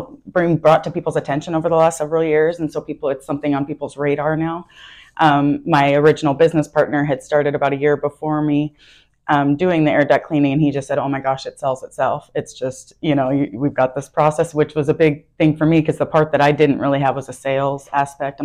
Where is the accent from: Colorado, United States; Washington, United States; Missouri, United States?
Washington, United States; Tacoma; moved away as an adult; now in Omaha, United States; I was born and raised in Tacoma, Washington, so I was there my whole entire life until about 18 months ago